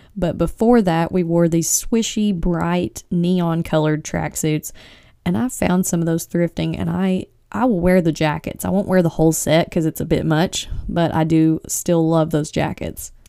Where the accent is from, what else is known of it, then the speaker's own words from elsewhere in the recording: East Tennessee, United States; I'm from East Tennessee